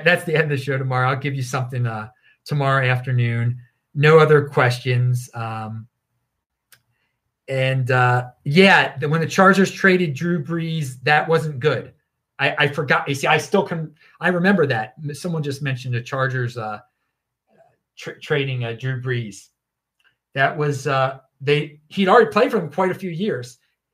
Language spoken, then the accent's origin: English; Baltimore, Maryland, United States; I am from Baltimore